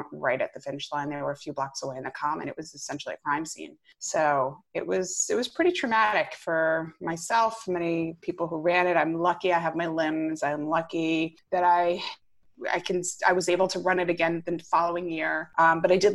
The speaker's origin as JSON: {"language": "English", "region": "Rhode Island", "country": "United States", "moved": "as an adult", "lives_now": "Westchester, New York, United States", "said": "I'm originally from Rhode Island"}